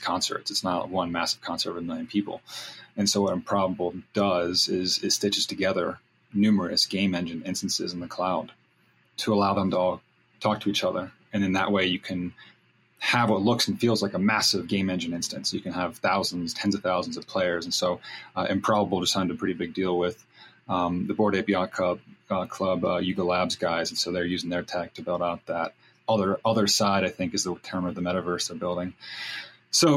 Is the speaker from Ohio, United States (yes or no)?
no; North Carolina, United States; also born or lived in California; I grew up in California and then was raised in North Carolina. So I'm a bi-coastal kid